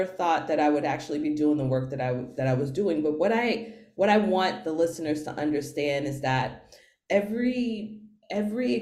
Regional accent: New York City, New York, United States; I'm from New York City

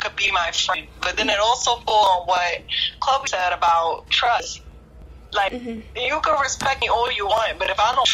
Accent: New York, United States; moved away as an adult; now in Jersey City, United States; Born and raised in New York, but I live in Jersey City now

